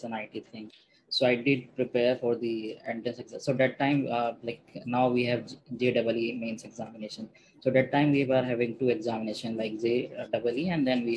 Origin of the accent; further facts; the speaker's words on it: Meerut, Uttar Pradesh, India; I come from Meerut